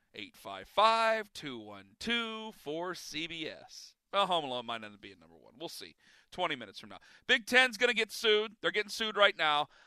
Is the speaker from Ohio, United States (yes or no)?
yes; Northeast Ohio, United States; I'm from Northeast Ohio